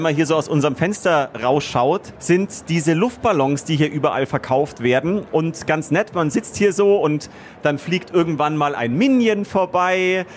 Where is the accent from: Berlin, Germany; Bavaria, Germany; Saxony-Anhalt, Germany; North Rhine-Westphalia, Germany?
Bavaria, Germany; Munich; ich bin ein waschechter Bayer, ein waschechter Münchner, in München eben geboren